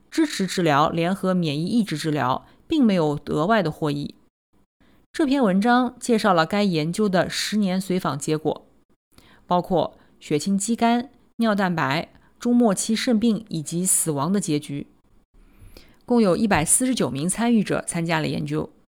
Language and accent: Chinese; Nanjing, Jiangsu, China; 我来自南京，读完博士在三甲医院的心脏科干了七年